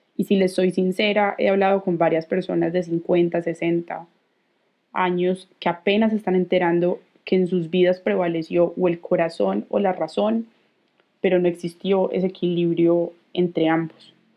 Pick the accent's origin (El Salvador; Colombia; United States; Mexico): Colombia; Tengo 28 años, soy colombiana